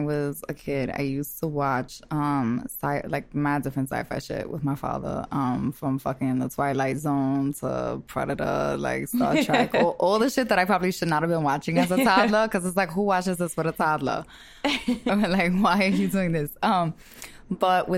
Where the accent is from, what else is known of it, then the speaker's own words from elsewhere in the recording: New York City, New York, United States; I am a girl from Brooklyn